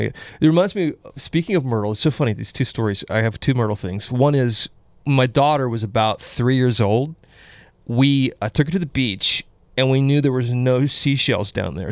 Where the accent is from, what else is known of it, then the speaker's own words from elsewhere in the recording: South Carolina, United States; I'm from South